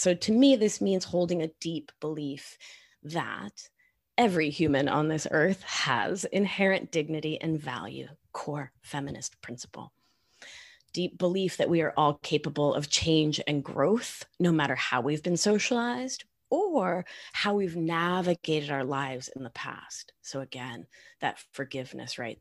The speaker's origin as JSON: {"language": "English", "country": "Argentina", "second_language": "English", "said": "I am from Argentina"}